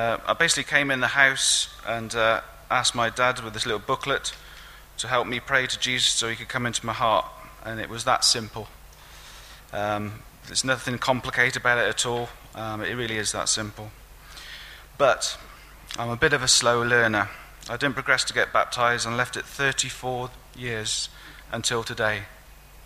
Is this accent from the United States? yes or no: no; Newent, South West England, United Kingdom; also born or lived in Gloucester; I was brought up in a working class Christian home in Oxnall, Newent, near Gloucestershire